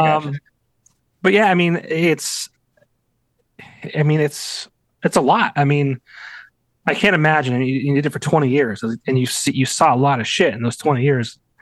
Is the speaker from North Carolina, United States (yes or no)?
no; Lehman area, Pennsylvania, United States; our years at Lake Lehman